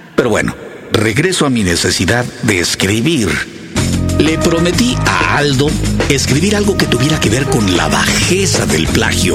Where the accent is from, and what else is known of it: Mexico